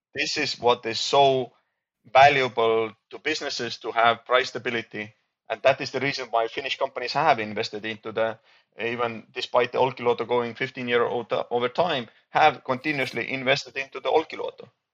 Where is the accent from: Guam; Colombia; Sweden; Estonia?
Estonia